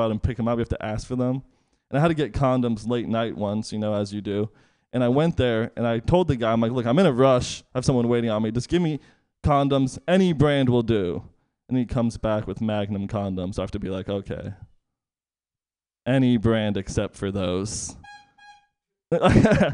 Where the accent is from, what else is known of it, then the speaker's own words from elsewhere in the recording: East Bay, California, United States; now in Bayview, San Francisco, United States; I grew up in the East Bay